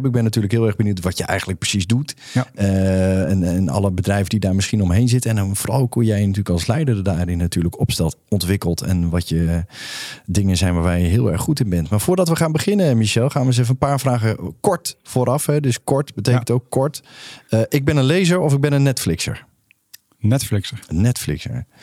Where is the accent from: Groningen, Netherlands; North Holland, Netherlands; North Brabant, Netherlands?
North Brabant, Netherlands; Nee, nee, ik kom uit Brabant.